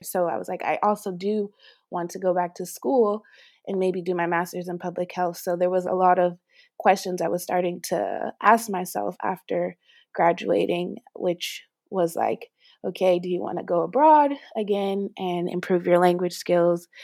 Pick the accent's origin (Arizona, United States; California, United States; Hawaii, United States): California, United States; Los Angeles; moved away as an adult; also born or lived in New York; now in Paris, France; I'm originally from Los Angeles, California, and I left L A actually when I was eighteen to go to university